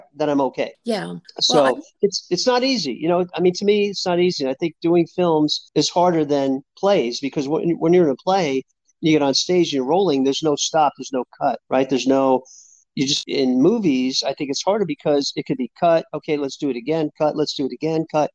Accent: New York City, New York, United States; I grew up in New York City in Hell's Kitchen

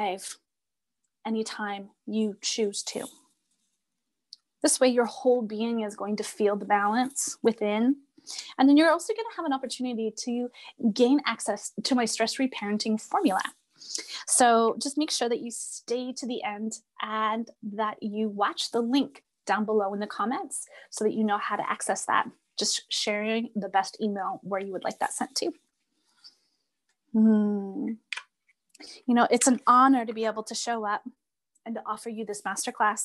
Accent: Red River settlement area, Manitoba, Canada; moved away; I come from the Red River settlement area of the Cree and Blackfoot Nation

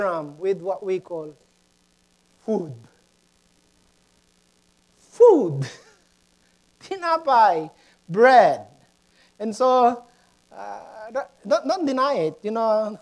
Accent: Mexico, Pampanga, Philippines; moved away; I grew up in Mexico, Pampanga, Philippines

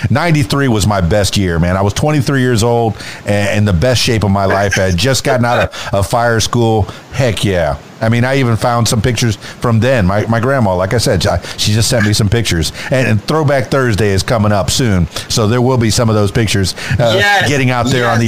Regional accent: Florida, United States; Growing up in the Florida Keys, yes, I've been on a few boats on Columbus Day and during the regatta.

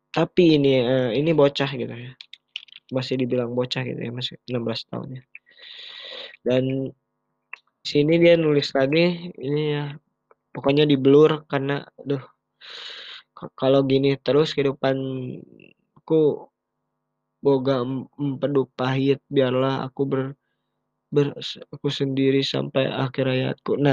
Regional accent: Bandung, West Java, Indonesia; ya gue juga orang Bandung di sini

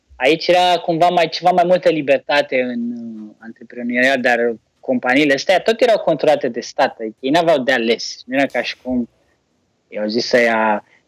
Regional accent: Romania; noi românii

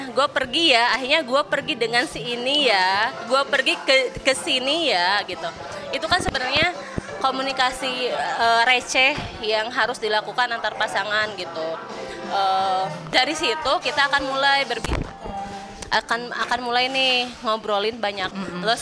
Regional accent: Sukabumi, West Java, Indonesia; gue punya waktu untuk pulang ke Sukabumi biasanya gitu ya pulang kampung

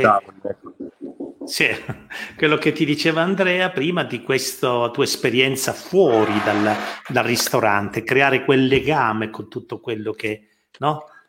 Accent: Calabria, Italy; il senso dell'essere calabresi, è ritornato anche l'orgoglio

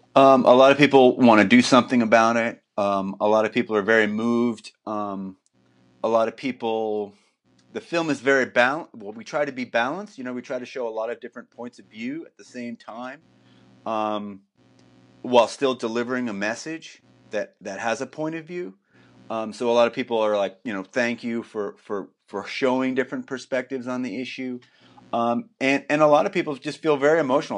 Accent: New Jersey, United States; also born or lived in New York City; now in Portland, United States; I'm originally from New Jersey

